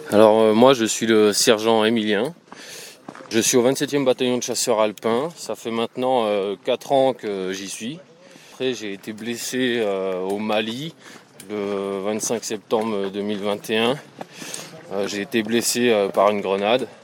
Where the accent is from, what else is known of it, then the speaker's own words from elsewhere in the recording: Alsace, Grand Est, France; moved away; Moi, à la base, je viens d'Alsace